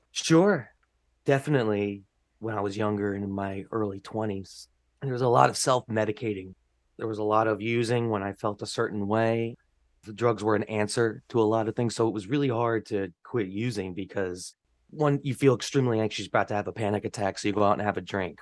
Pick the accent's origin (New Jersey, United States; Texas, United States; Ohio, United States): New Jersey, United States; North Brunswick; now in New York, United States; where I grew up in North Brunswick